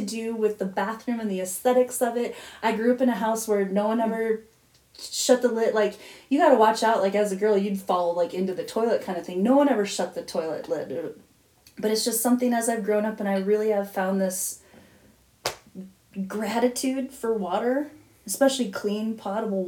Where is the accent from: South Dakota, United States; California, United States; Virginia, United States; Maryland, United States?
South Dakota, United States; Growing up in South Dakota